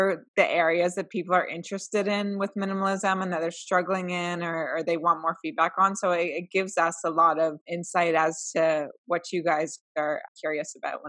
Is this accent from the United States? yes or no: no; Canada; We're two Canadian millennials